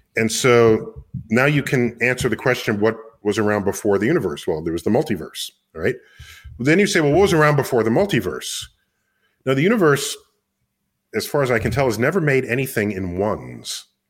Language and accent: English; New York City, New York, United States; I was born and raised in New York City